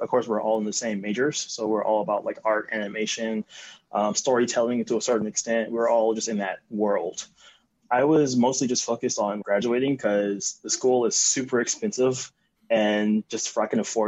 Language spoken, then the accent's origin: English; Compton, California, United States; I grew up in Compton with my parents